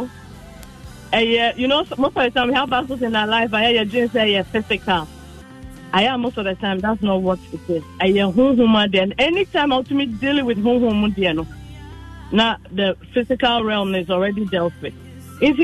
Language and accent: English; Ghana; born and bred in Ghana.